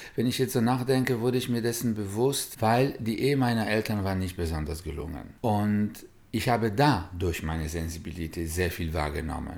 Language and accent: German; Warsaw, Masovian Voivodeship, Poland; moved away; In Warschau, wo ich geboren bin